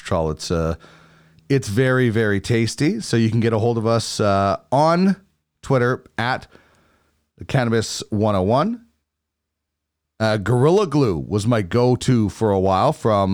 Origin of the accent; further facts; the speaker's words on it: Manitoba, Canada; I grew up in Manitoba, where it's obviously very cold, but it's a different cold out west.